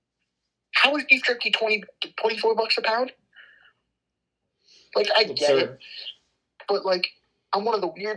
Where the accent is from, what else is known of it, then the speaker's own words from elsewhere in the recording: United States; as an American